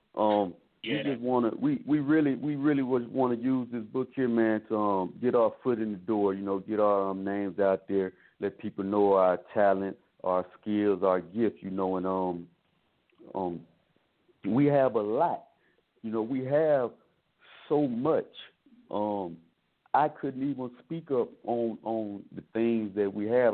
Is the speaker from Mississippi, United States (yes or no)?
yes; Mississippi, United States; we come from Mississippi and small, very small towns in Mississippi